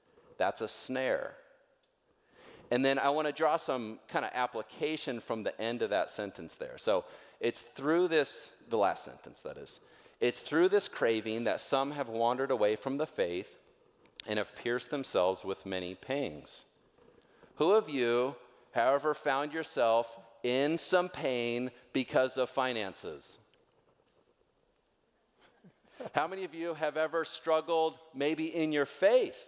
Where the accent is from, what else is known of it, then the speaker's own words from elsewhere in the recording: North Idaho, United States; I'm from North Idaho